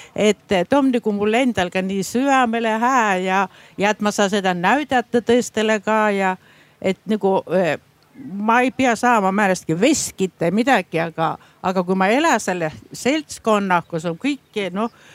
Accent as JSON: {"language": "Estonian", "town": "Värska", "region": "Põlva County", "country": "Estonia", "said": "olen Värskast pärit, olen seto ja olen Setomaal senini ka elanud"}